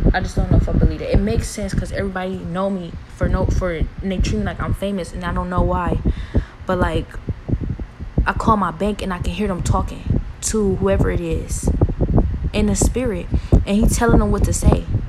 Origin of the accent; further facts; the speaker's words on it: Cleveland, Ohio, United States; I'm from Cleveland, been here my whole life